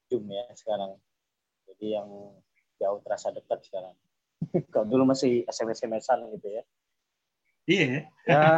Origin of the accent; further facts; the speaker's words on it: Medan, North Sumatra, Indonesia; kita eh, aku asli orang Medan ya.